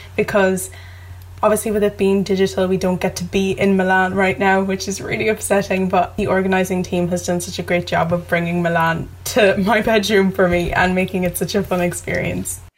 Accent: Ireland; I'm 16 and I'm from Ireland

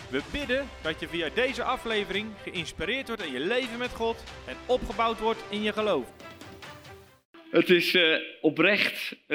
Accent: Belgium; now in Veenendaal, Netherlands; We hebben twee dochters, we wonen in Veenendaal. Oorspronkelijk kom ik uit België als zoon van zendelingen.

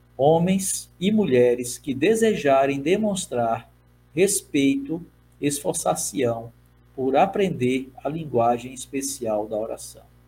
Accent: Brazil; first language Portuguese; Como brasileiro, eu sou nativo da língua portuguesa

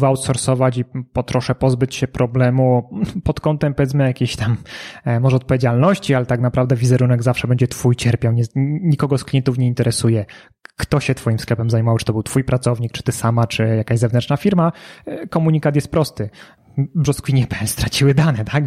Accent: Kraków, Lesser Poland, Poland; ja jestem z Krakowa

